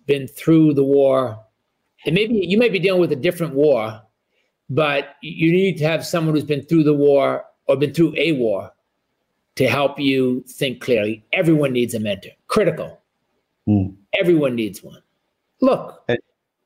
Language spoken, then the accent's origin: English; New England, United States; I grew up in New England